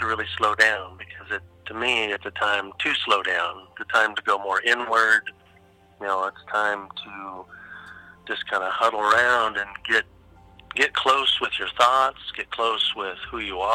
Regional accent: Pacific Northwest, United States; I grew up in the Pacific Northwest.

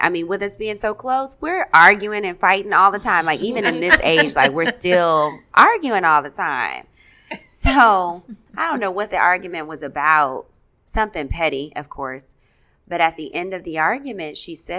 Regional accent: Alton, Illinois, United States; moved away as an adult; also born or lived in DeKalb, Illinois / Minnesota / Abu Dhabi; I'm from Alton, Illinois. So when I was living in Alton, I was there

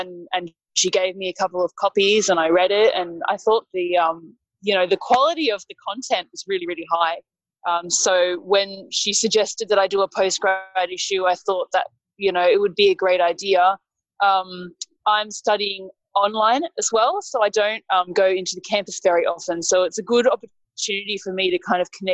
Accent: Sydney, New South Wales, Australia; I'm a writer from Sydney

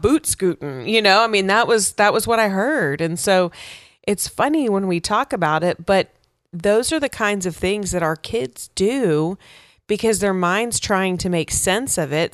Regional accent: West Texas, United States; I grew up in West Texas

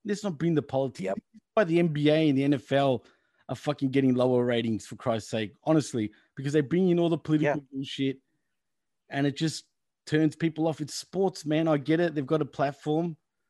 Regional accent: Jamaica; I'm from Jamaica.

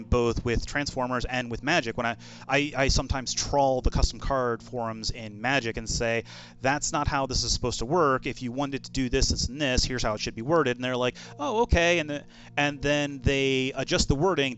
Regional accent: Maryland, United States; my home state of Maryland

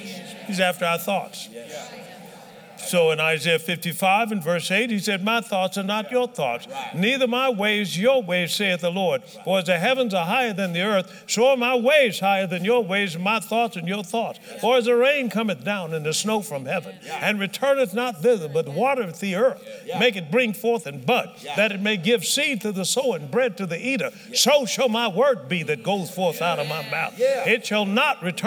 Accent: Tuskegee, Alabama, United States; I was born in Tuskegee

